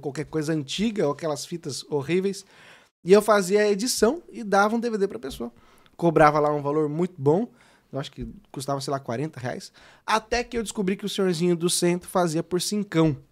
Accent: São Paulo, Brazil; also born or lived in Sorocaba; eu sou de São Paulo, né? Eu mudei pra Sorocaba com os meus quinze anos

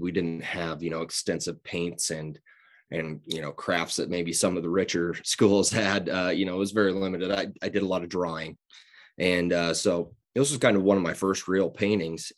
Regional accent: Fontenelle, Iowa, United States; now in Greenfield, United States; I'm from Southwest Iowa, grew up in Fontenelle, live in Greenfield

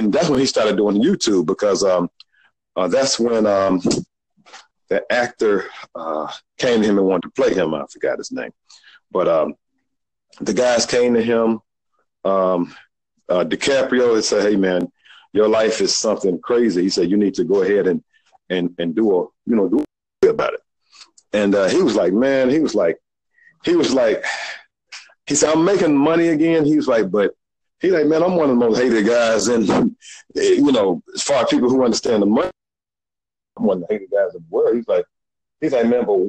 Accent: Birmingham, Alabama, United States; accent: Southern; I'm a black guy from Birmingham

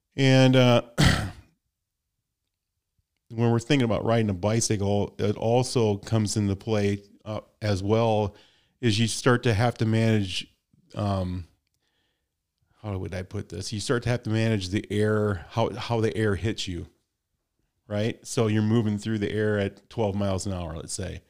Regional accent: Midwest, United States; I'm from the Midwest

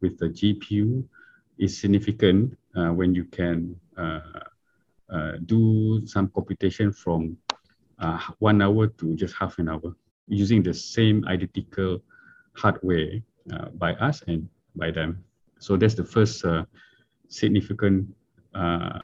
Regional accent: Miri, Sarawak, Malaysia; moved away; also born or lived in Japan / Kuala Lumpur; I'm from Miri, Sarawak.

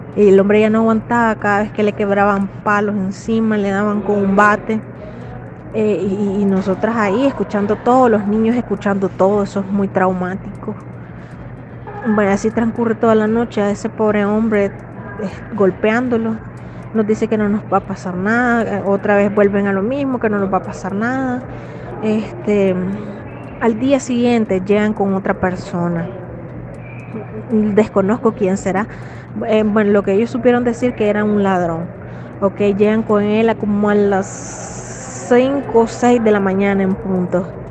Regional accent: Nicaragua; moved away as an adult

